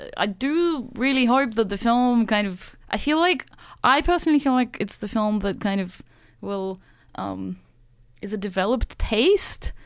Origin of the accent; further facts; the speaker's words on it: Saint Petersburg, Russia; also born or lived in Sydney, Australia; now in Australia; I grew up in Saint Petersburg, which is, you know, an old European plant